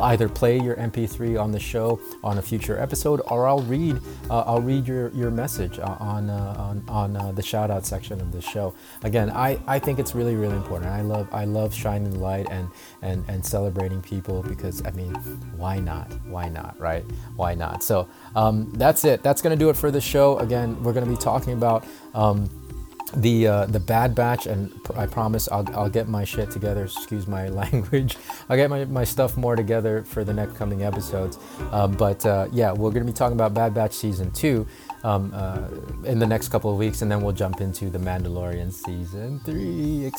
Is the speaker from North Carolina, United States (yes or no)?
yes; North Carolina, United States; also born or lived in Philippines; I mean, I'm from the islands, right? I'm from the Philippines. The ocean is normal. And here in North Carolina, it's only, you know, growing up, it was only a few hours drive away.